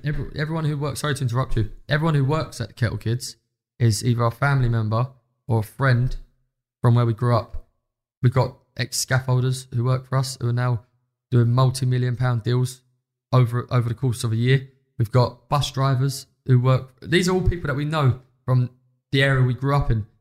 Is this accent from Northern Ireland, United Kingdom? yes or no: no; London, United Kingdom